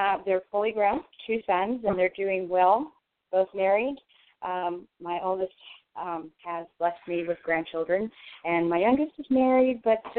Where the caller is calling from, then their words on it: California, United States; I'm calling from California.